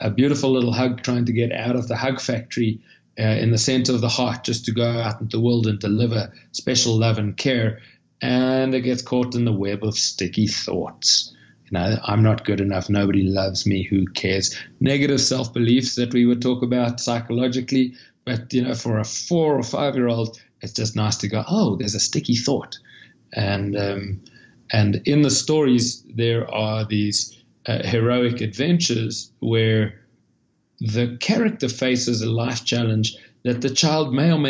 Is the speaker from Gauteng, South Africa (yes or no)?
no; Cape Town, Western Cape, South Africa; moved away as an adult; now in United States; you'll hear from the accent that I'm not a local. I'm from Cape Town, South Africa.